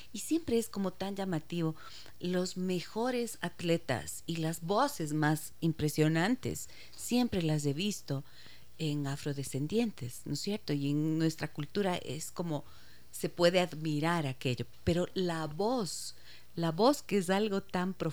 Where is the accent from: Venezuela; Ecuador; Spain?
Ecuador; Ibarra, Imbabura; soy de Ibarra, no me no conozco.